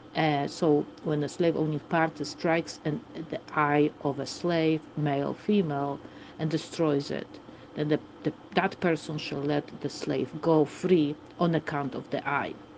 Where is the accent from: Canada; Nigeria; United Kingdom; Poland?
Poland; Warsaw, Masovian Voivodeship; English is a second language; I also have a little bit of accent, as you can hear. I am from Warsaw, from Poland